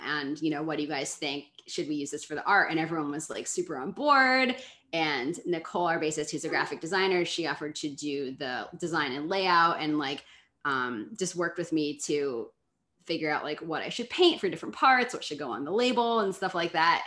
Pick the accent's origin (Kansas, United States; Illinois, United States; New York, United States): New York, United States; New York City; I grew up here in Brooklyn